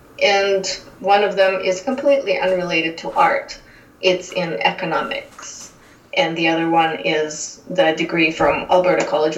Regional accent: Russia; moved away as an adult; now in Calgary, Canada; So I came directly from Russia to Calgary and been staying here since. And I come from an industrial city of more than 1 million people

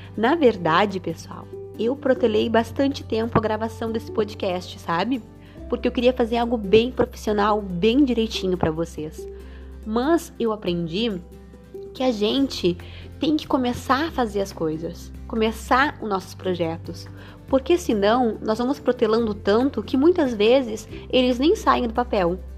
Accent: Rio Grande, Rio Grande do Sul, Brazil; Sou aqui de Rio Grande, do Rio Grande do Sul.

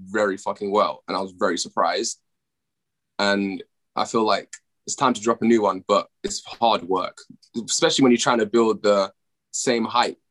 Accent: United Kingdom; I'm from the UK

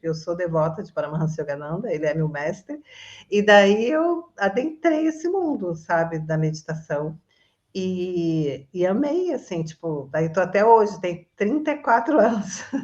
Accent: Resende, Rio de Janeiro, Brazil; moved away as an adult; now in Florianópolis, Brazil; eu sou originalmente de Resende, Rio de Janeiro. Eu estou morando em Floripa

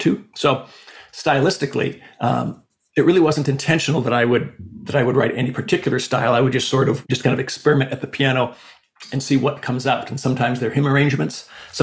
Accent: Sioux Falls, South Dakota, United States; growing up in Sioux Falls, South Dakota, it's not necessarily a hotbed of compositional activity

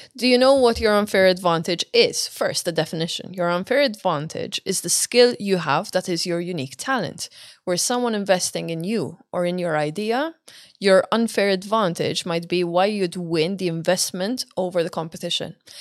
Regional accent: Malta; now in Dublin, Ireland; I come from Malta

